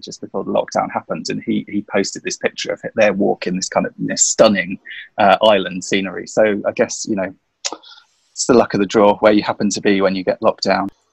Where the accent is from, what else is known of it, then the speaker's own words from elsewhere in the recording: London, United Kingdom; moved away as an adult; now in Sussex, United Kingdom; I grew up in London. We moved down to Sussex about six months ago